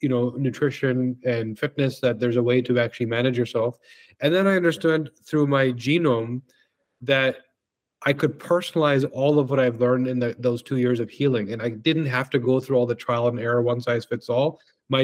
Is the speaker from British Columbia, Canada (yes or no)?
yes; Vancouver, British Columbia, Canada; also born or lived in Victoria, BC; now in Toronto, Canada; I grew up in Vancouver, which is also gorgeous. And yeah, so I spent my youth there, came out to Toronto to sort of expand the business and never left.